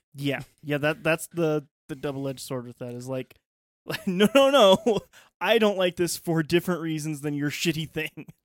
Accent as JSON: {"language": "English", "country": "United States", "said": "as an American"}